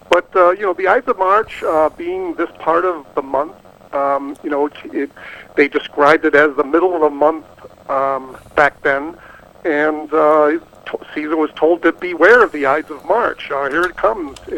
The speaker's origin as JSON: {"language": "English", "town": "Boston", "region": "Massachusetts", "country": "United States", "tie": "born or raised there", "said": "I'm partly Irish. I was born in Boston"}